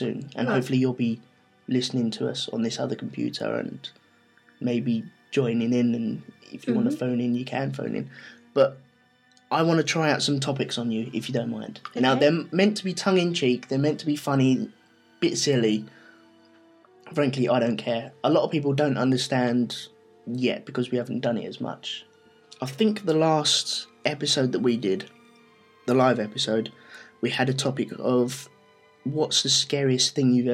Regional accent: London, United Kingdom; we're from London

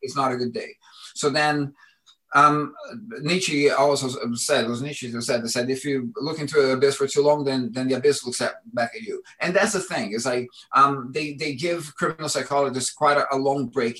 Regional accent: Brasília, Federal District, Brazil; now in London, United Kingdom; my childhood in Brazil

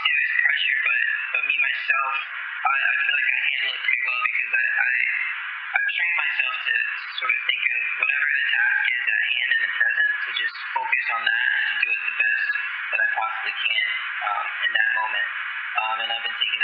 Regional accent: Atlanta, Georgia, United States; moved away as an adult; now in Nashville, United States; I was born and raised in Atlanta, Georgia, all the way up to when I was 18

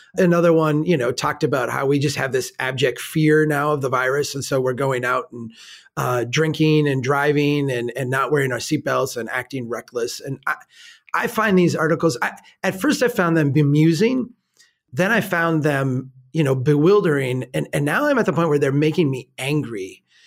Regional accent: Minnesota, United States; I'm a Minnesotan

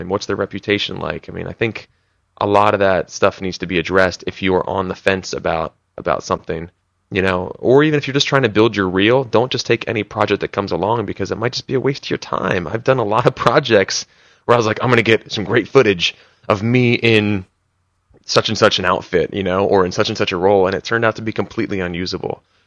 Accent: East Coast, United States; moved away as an adult; also born or lived in Philadelphia; now in Los Angeles, United States; I was from the East Coast

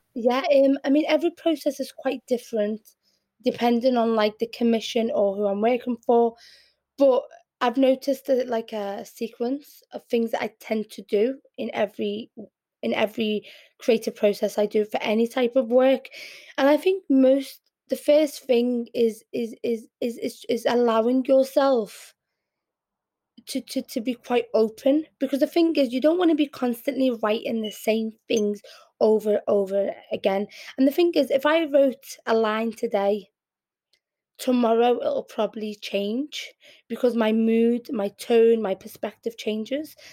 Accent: Liverpool, North West England, United Kingdom; accent: Scouse; first language Arabic; also born or lived in Yemen; I'm very Scouse in my accent, and I'm very inter inter in, um, inter no integrated with the community in Liverpool

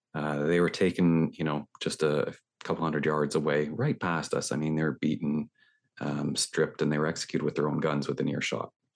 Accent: Toronto, Ontario, Canada; I'm talking here from Toronto in Canada

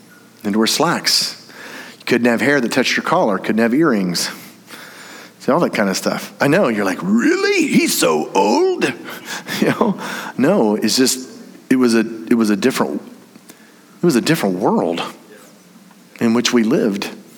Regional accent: Indiana, United States; I grew up in Indiana. You know that place where like really good basketball's from?

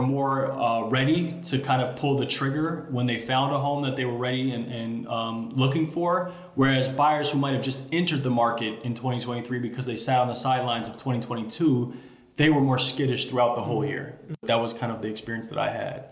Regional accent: Chicago, Illinois, United States; Born and raised in Chicago, so I grew up in Hyde Park

